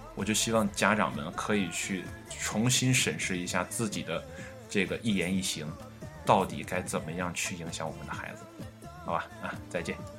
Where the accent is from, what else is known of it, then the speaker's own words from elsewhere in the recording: China; also born or lived in northern China; 我们中国人